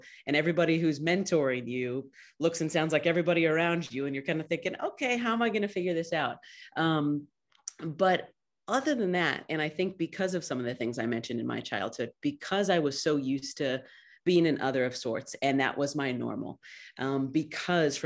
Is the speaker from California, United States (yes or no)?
yes; Clovis, California, United States; also born or lived in Fresno; I was born in Fresno and raised in nearby Clovis